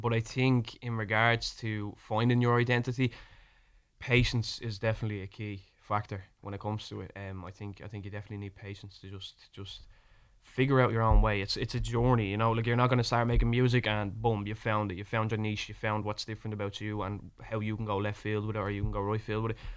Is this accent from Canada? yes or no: no; Ireland; accent: Irish; my Irish accent